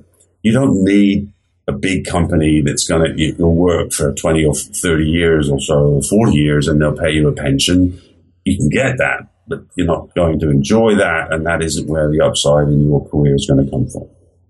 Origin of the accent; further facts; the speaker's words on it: England, United Kingdom; now in United States; except that I grew up in England. And, you know, England over here seems like a small place, but there's 60 million people living there